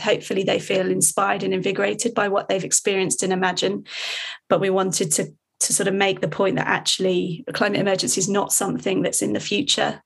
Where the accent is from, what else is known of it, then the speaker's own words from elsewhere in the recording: Hertfordshire, East of England, United Kingdom; I grew up in Hertfordshire